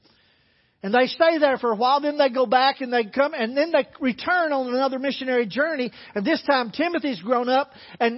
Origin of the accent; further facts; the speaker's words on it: the Bible Belt, United States; Growing up in the Bible Belt